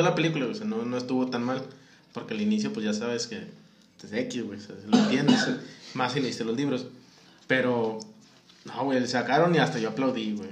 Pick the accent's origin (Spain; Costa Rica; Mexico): Mexico; Como mexicanos